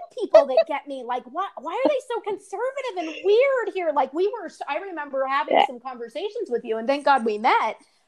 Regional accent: Southern California, United States; moved away; I'm going back to Southern California

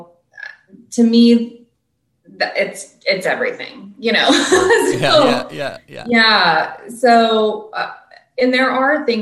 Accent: Simi Valley, California, United States; I grew up in Simi Valley

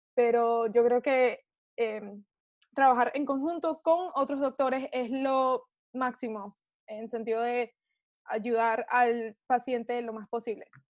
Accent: Venezuela; now in United States; yo soy venezolana

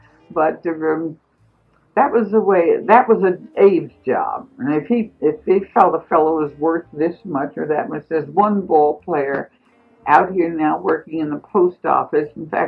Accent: Philadelphia, Pennsylvania, United States; moved away as an adult; also born or lived in Newark, New Jersey; No, I moved from Newark back to my hometown, Philadelphia. And then I came out here to marry an old boyfriend.

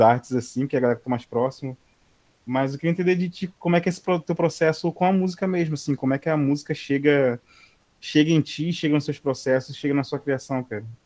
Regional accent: Brazil; como brasileiro, assim, da nossa ancestralidade

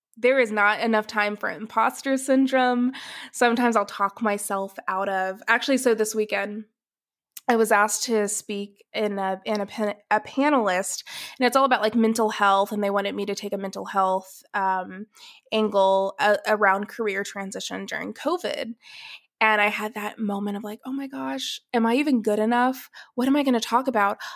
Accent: Atlanta, Georgia, United States; moved away as an adult; also born or lived in Athens, Ohio; now in Dallas, United States; I was born in Atlanta, Georgia, I s, was born and raised there

